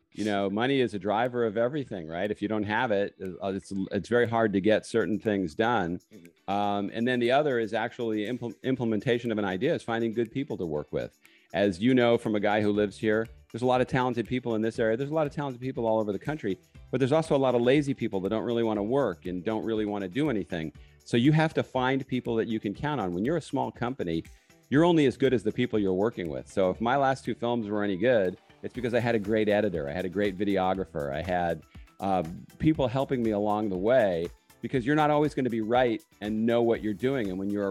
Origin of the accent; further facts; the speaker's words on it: California, United States; also born or lived in New York; No. I was originally born in New York. I grew up on the West Coast in California.